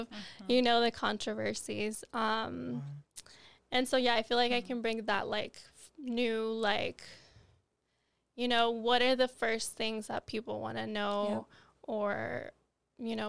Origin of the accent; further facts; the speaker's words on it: Nogales, Sonora, Mexico; moved away; I was born in Nogales, Arizona, raised in Nogales, Sonora